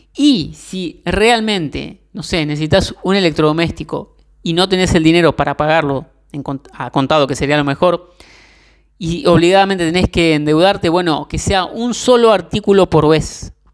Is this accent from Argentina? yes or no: yes; Argentina; yo soy de Argentina